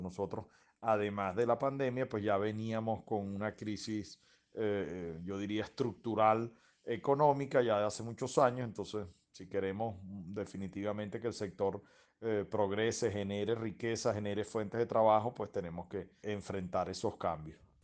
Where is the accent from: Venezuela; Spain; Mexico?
Venezuela; somos venezolanos